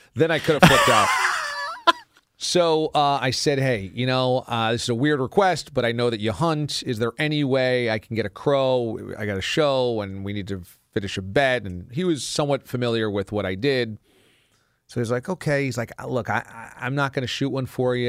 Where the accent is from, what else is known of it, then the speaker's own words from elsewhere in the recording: Warwick, New York, United States; moved away; There are certainly parts of my hometown of Warwick that have subdevelopments